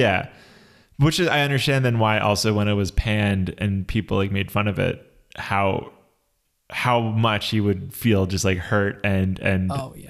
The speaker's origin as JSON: {"language": "English", "country": "Philippines", "said": "But don't worry, I'm Filipino and I'm immune to the yellow fever."}